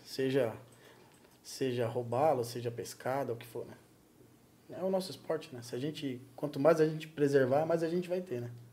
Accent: Guarulhos, São Paulo, Brazil; moved away as an adult; now in Joinville, Brazil; nasci em São Paulo, em Guarulhos

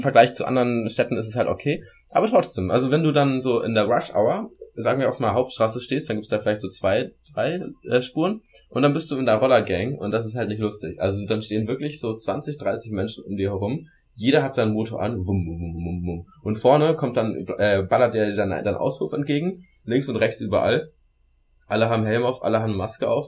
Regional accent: Germany; moved away; wir Deutsche

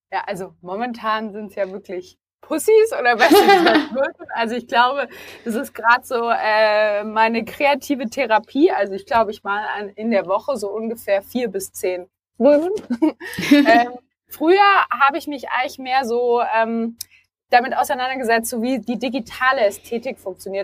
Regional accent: Stuttgart, Baden-Württemberg, Germany; moved away as an adult; now in Berlin, Germany; ich komme ursprünglich nicht aus Berlin. Ich bin Stuttgarterin, also die bekannte Schwäbin, die vor vier Jahren nach Berlin gezogen ist

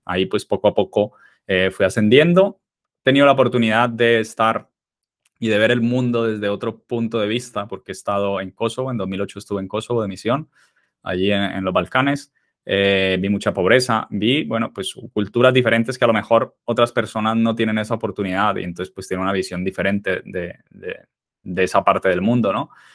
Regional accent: Colombia; moved away as an adult; now in Spain; soy colombiano, nací en Colombia. Eh, bueno, soy, tengo 37 años ahora y eh, me vine a España con 19 años

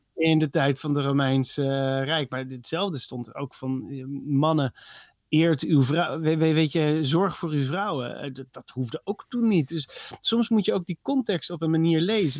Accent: Netherlands; als Nederlanders

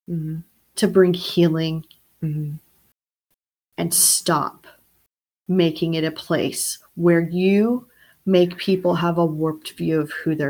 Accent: the South, United States; we grew up in the South

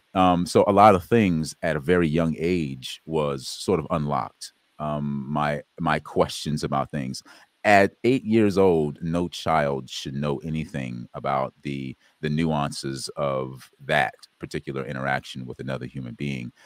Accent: South Carolina, United States; I was born in South Carolina

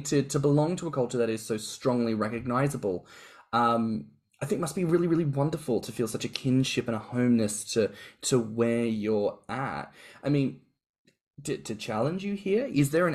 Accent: Australia; moved away; as an Australian living in another country

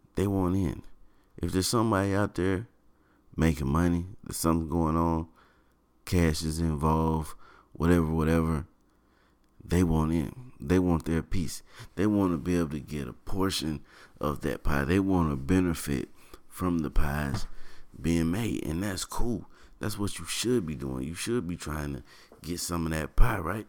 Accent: Shelby, North Carolina, United States; I do hail from North Carolina. I was born in Shelby, North Carolina

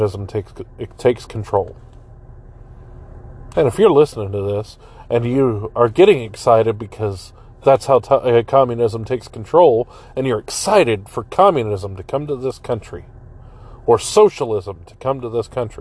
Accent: United States; here in America

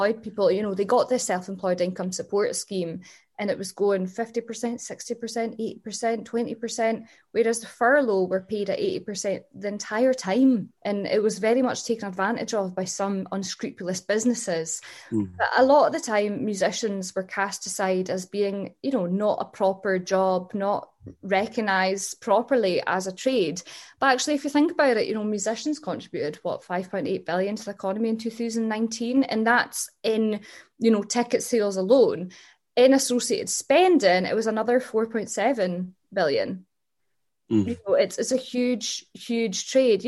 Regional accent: Huntly, Scotland, United Kingdom; I grew up in Huntley

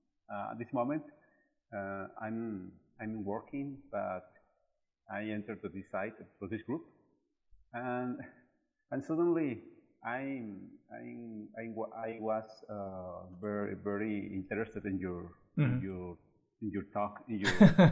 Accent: Mexico; accent: Mexican; English is a second language; You're right. Mexican.

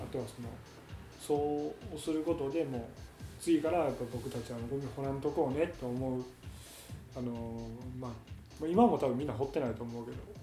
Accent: Hyogo, Japan; うちの奥さんの実家に行ったり自分の実家に行ったりっていう両方ともけど兵庫県内なんで

